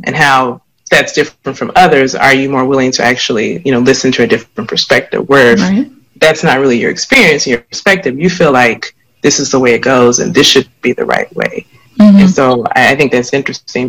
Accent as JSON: {"language": "English", "region": "the South", "country": "United States", "tie": "born or raised there", "said": "me growing up as a woman in the South, as a Black woman in the South"}